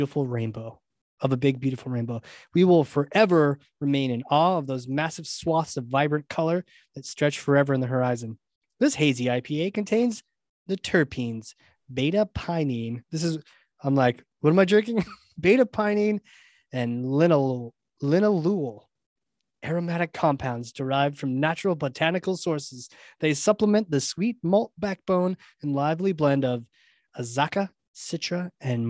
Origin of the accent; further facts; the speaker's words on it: New England, United States; my hometown here in New England